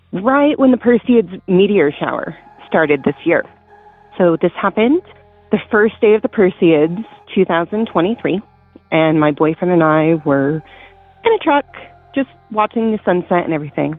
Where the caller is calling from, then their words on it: Tuolumne County, California, United States; I'm calling from Tuolumne County in California. Actually, I live in the same woods